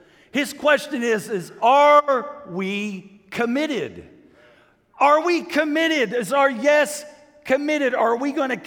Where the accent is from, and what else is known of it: United States